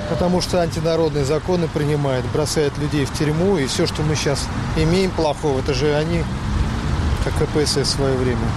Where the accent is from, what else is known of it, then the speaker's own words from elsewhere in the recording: Russia; Потому что я живу в Москве, я россиянка, я знаю, каково здесь жить и с чем мне приходится сталкиваться.